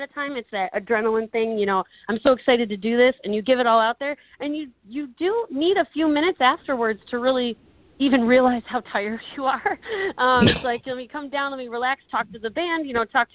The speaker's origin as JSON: {"language": "English", "town": "Detroit", "region": "Michigan", "country": "United States", "said": "I'm from Detroit"}